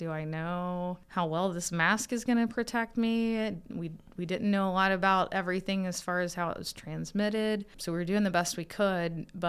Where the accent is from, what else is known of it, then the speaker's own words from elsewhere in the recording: Kentucky, United States; Yeah, Kentucky. So northeastern Kentucky, where Ohio and West Virginia and Kentucky come together.